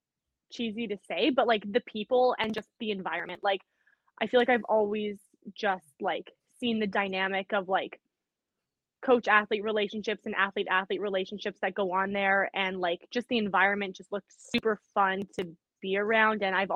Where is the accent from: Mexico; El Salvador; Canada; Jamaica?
Canada; Winnipeg, Manitoba; Canada. So I'm from Winnipeg, Manitoba. It's like right in the middle.